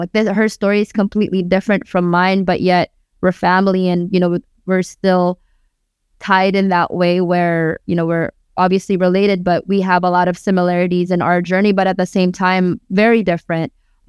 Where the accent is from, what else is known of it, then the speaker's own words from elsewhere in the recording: Philippines; born there; I'm Pinay, I'm Filipina, I was born in the Philippines. I have family that's from Tacloban and Davao.